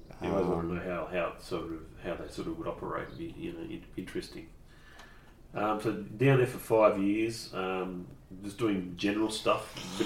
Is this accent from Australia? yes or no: yes; Tasmania, Australia; moved away as an adult; also born or lived in Brisbane; Tasmania. First 21 years in Tassie.